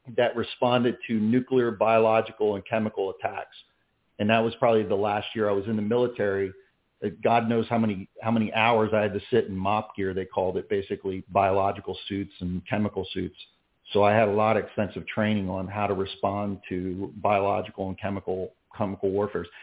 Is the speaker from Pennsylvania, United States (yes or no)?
yes; Philadelphia, Pennsylvania, United States; now in Clermont, United States; I grew up in in the Philadelphia, New Jersey area